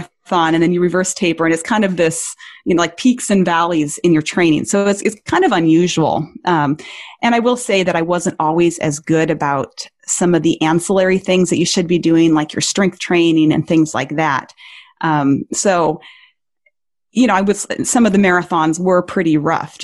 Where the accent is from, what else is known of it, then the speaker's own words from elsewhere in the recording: Montana, United States; my home state is Montana